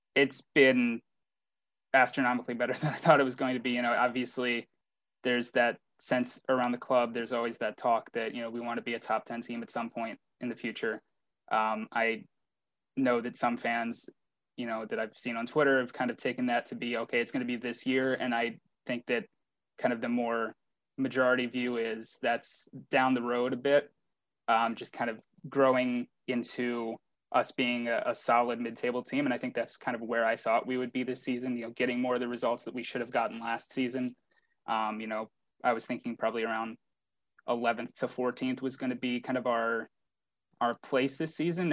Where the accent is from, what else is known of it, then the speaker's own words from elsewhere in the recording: Baltimore, Maryland, United States; I'm from Baltimore